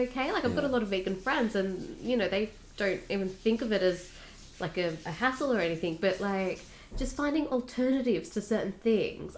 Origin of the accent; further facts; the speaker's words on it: Australia